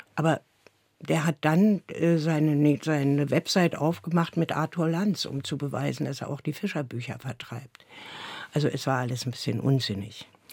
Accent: Berlin, Germany; Ich bin ja in Neukölln geboren und da die ersten Jahre zur Schule gegangen. Dann ist meine Mutter mit mir in den Osten gezogen

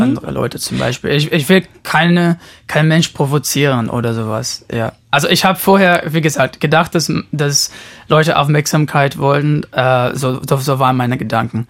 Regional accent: São Paulo, Brazil; moved away; ich bin in Brasilien geboren, in São Paulo

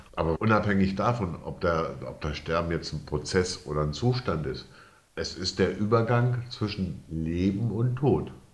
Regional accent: Bad Sachsa, Lower Saxony, Germany; moved away as an adult; also born or lived in Wesermarsch; Ich bin aufgewachsen im Südharz, also im westlichen Südharz. Bad Sachsa

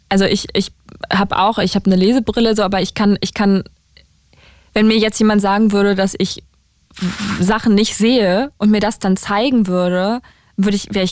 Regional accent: Berlin, Germany; aus Berlin. Aus Berlin. Direkt. Berlin.

